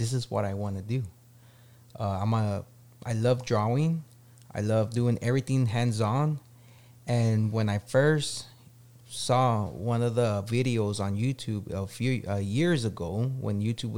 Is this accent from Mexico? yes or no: yes; Mexico; English is a second language; now in San Antonio, United States; I was born in Mexico, and I came here in 1985. When I came over here to San Antonio, I didn't know no English